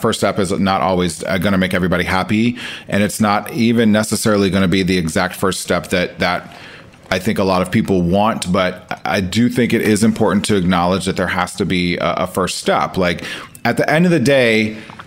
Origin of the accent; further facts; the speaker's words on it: Omaha, Nebraska, United States; moved away; I am from Omaha. And so I still have people and friends and family there